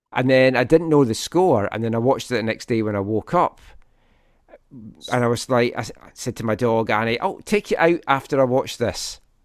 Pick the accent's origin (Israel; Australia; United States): Australia; Obviously, we're both Aussie, Aussie, Aussie!